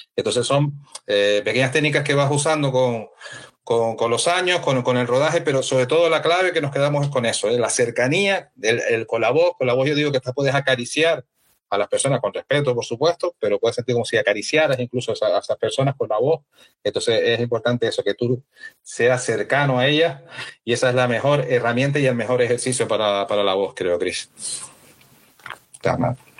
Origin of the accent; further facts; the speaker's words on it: Canary Islands, Spain; como soy canario también